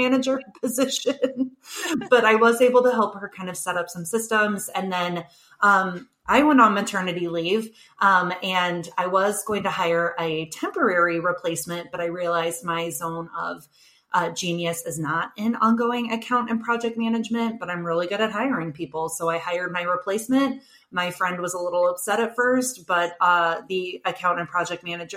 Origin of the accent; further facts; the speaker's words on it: St. Louis, Missouri, United States; moved away as an adult; now in Chicago, United States; I'm from St. Louis, Missouri, originally. My husband's job brought us to Chicago